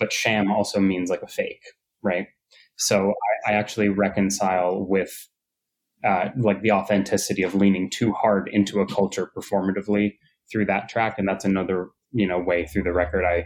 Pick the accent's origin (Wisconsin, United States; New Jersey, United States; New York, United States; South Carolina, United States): New York, United States; being a New Yorker and growing up in New York